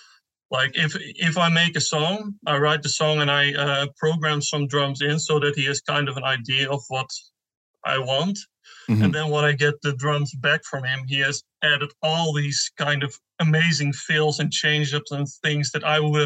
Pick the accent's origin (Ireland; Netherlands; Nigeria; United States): Netherlands; I'm from the Netherlands